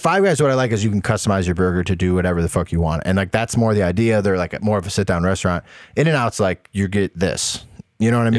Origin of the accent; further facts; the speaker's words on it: Toledo, Ohio, United States; moved away; when I grew up in Toledo